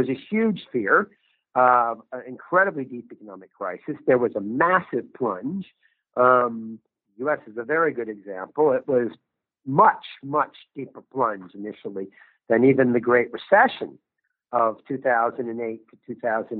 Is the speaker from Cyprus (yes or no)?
no; United States; now in Geneva, Switzerland; my home country of the United States